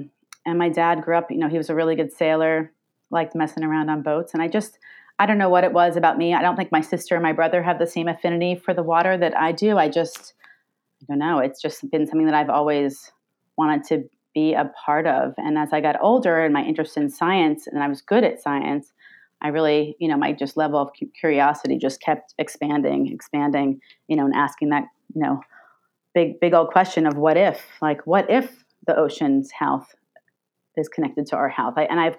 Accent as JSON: {"language": "English", "region": "New York", "country": "United States", "tie": "born or raised there", "said": "I grew up here in Long Island"}